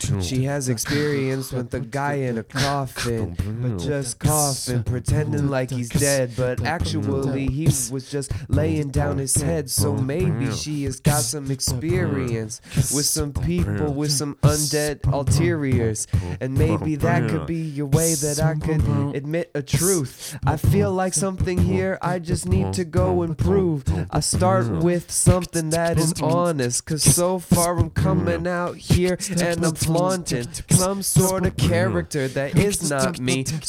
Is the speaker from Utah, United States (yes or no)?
yes; Utah, United States; I'm from Utah.